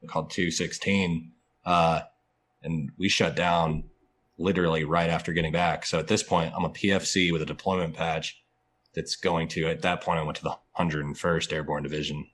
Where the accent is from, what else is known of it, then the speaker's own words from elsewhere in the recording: Atlanta, Georgia, United States; also born or lived in Fort Benning, Georgia; I'm actually from Atlanta